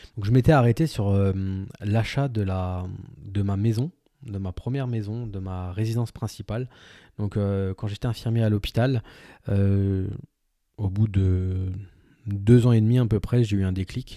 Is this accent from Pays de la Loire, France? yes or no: no; village 30 minutes from Saverne, Grand Est, France; dans mon village, dont, là où j'ai grandi, là où je suis originaire